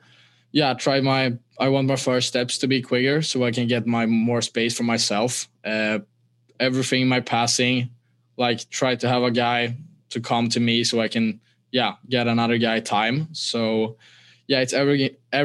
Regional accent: Stockholm, Stockholm County, Sweden; English is a second language; moved away as an adult; Stockholm has always been my home

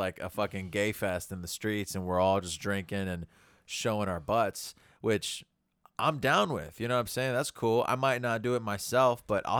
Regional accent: South Korea; I'm from Korea.

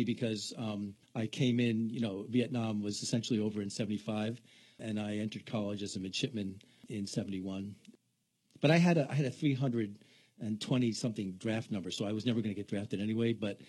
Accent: New York City, New York, United States; also born or lived in Boston; Well, I'm kind of an East Coast guy. I started out in New York City and migrated my way to Boston and joined the Navy, and now I'm from everywhere.

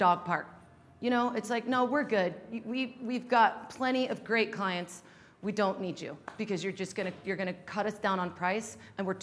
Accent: Salt Lake City, Utah, United States; moved away as an adult; also born or lived in Los Angeles; I was born and raised in Salt Lake

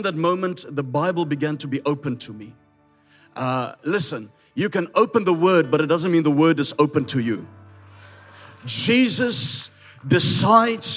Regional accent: South Africa; accent: Afrikaans; first language Afrikaans; English is a second language; I'm Afrikaans, that's why my accent is a little bit strange.

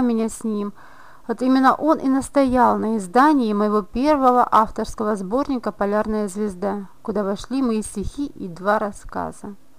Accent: Briceni, Briceni District, Moldova; школьницей в районной газете города Брещаны, откуда я родом

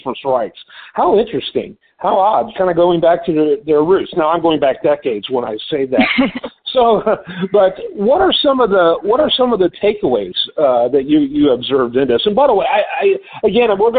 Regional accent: Detroit, Michigan, United States; I grew up in the Detroit area

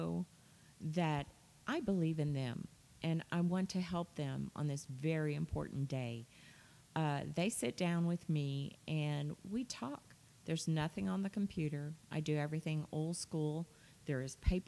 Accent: New Orleans, Louisiana, United States; I grew up in New Orleans

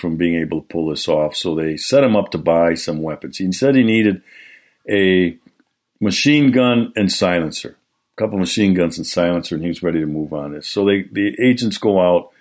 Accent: Milwaukee, Wisconsin, United States; Milwaukee, Wisconsin, my hometown

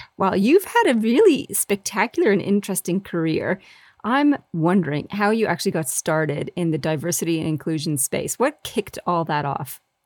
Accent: Canada; also born or lived in England; now in Australia; I'm English born myself, but I left when I was only three and grew up in Canada and ended up in Australia.

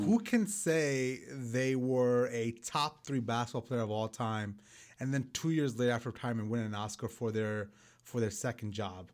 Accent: New York City, New York, United States; I grew up in Brooklyn, New York

